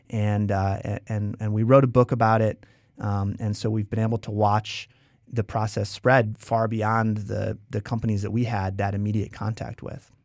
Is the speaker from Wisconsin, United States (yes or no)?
yes; Wisconsin, United States; moved away as an adult; also born or lived in San Francisco; we're both from Wisconsin